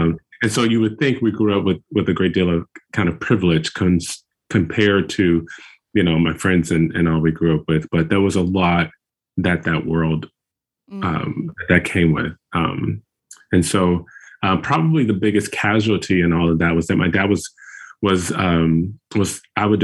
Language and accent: English; Chicago, Illinois, United States; moved away as an adult; now in Newton, United States; We're originally from Chicago, Chicago